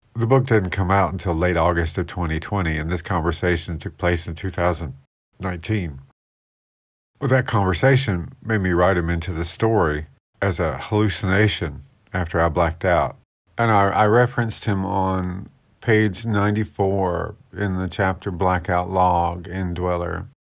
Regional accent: United States; I loved growing up in Paulding County

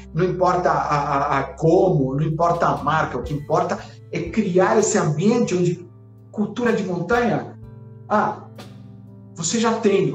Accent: Chile; eu que sou chileno

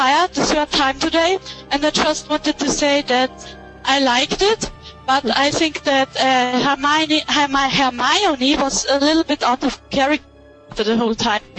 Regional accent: Austria; English is a second language; I'm from Austria. That's in Europe.

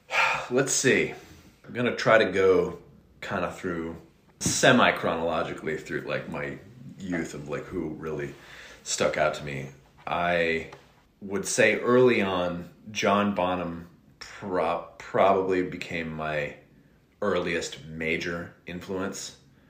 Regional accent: Reading, South East England, United Kingdom; a guy from Wales, who still lives in my hometown in Reading

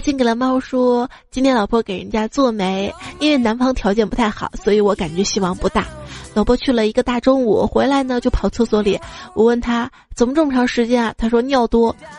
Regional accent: Northeast China, China; 我们东北这边儿

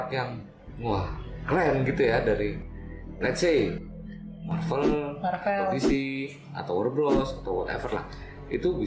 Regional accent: Malang, East Java, Indonesia; Asalnya Malang.

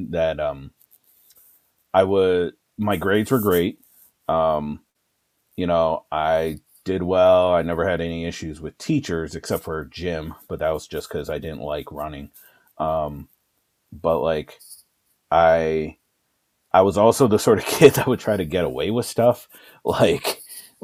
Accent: Milwaukee, Wisconsin, United States; now in Madison, United States; I was born in Milwaukee in 1982

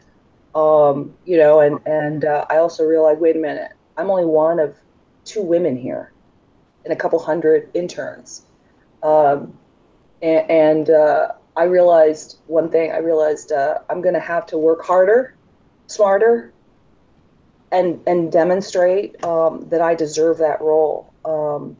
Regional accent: United States; I'm an American. I'm just here for the summer.

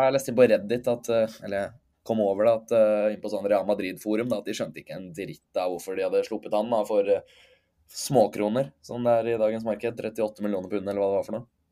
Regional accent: Norway; moved away as an adult; now in London, United Kingdom; jeg hjemme i Norge

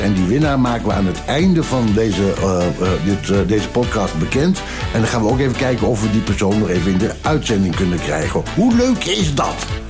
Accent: Ommen, Overijssel, Netherlands; Ik kom dan uit Ommen, dat was dan niet zo ver van Deventer

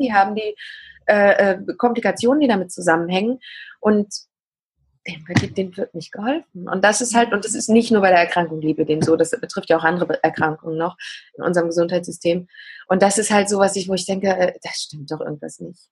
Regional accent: eastern Germany, Germany; bei uns im Osten

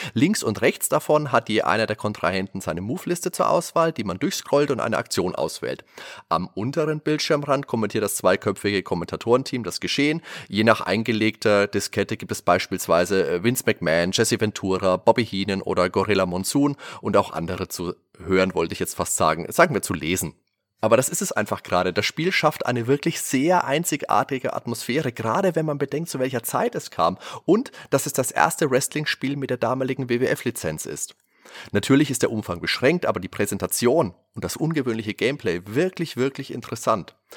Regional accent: Würzburg, Bavaria, Germany; bei uns in Würzburg

